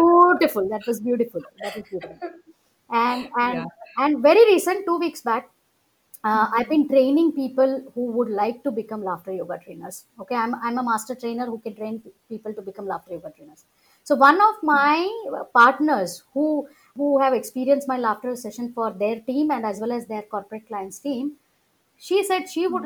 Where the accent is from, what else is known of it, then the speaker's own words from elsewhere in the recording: Ahmedabad, Gujarat, India; moved away; I often go to Ahmedabad in Gujarat, which is my hometown